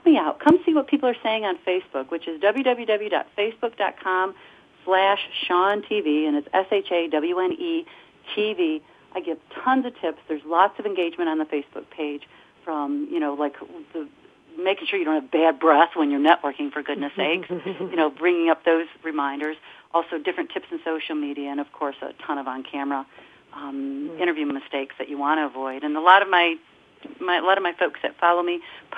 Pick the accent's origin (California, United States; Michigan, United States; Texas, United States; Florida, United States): Michigan, United States; Detroit; I'm from Detroit